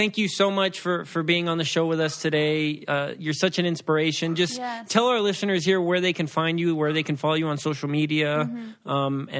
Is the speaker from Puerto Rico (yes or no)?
yes; Puerto Rico; yo soy Boricua, right? So I'm from Puerto Rico. My mom and dad, both from Puerto Rico. Yo nací